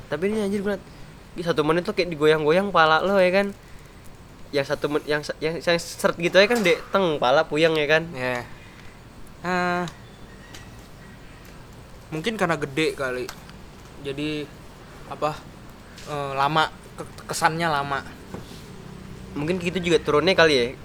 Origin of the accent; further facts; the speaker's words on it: Jakarta, Indonesia; by the way kita orang Jakarta ya